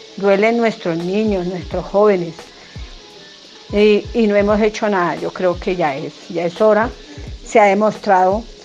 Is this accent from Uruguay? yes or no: no; Colombia; nosotros como colombianos